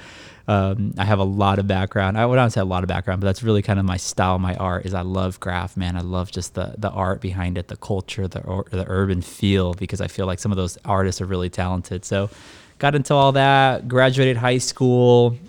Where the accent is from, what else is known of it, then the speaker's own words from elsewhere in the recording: Escondido, California, United States; I'm 32 years old. I live here in the city of sunny San Diego, specifically Escondido. I was raised here in Escondido.